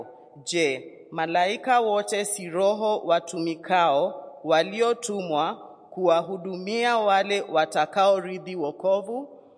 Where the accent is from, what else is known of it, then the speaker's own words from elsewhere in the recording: Kenya; moved away; We are from Kenya.